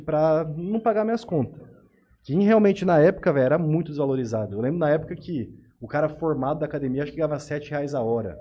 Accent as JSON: {"language": "Portuguese", "town": "Tupã", "region": "São Paulo", "country": "Brazil", "said": "eu sou de Tupã"}